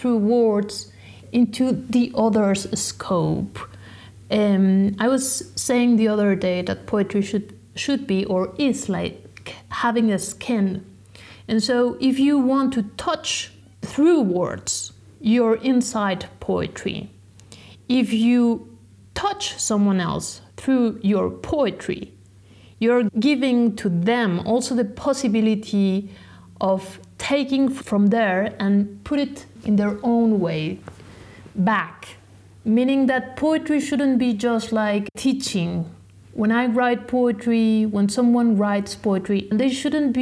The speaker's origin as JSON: {"language": "English", "country": "Mexico", "tie": "born or raised there", "also_born_or_lived": "France", "second_language": "English", "moved": "as an adult", "said": "I was born in Mexico"}